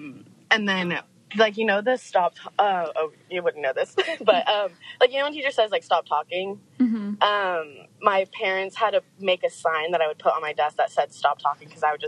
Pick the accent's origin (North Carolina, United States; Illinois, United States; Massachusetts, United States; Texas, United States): Texas, United States; I grew up in Texas.